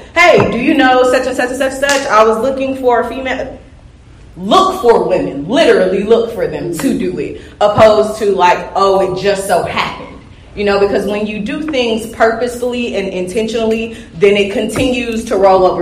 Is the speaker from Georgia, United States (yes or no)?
yes; Georgia, United States; I'm from the South anyway, Georgia, born and raised